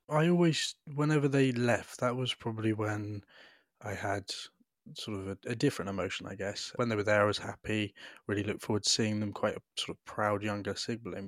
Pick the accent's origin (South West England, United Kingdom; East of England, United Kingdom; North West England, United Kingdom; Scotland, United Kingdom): South West England, United Kingdom; Devon; I was adopted with my younger brother, um, into a lovely house in rural Devon